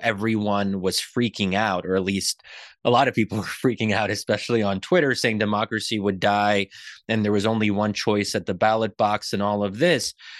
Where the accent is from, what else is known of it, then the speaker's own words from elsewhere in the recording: Pennsylvania, United States; I'm born and raised in Pennsylvania, but, um, my family comes from Egypt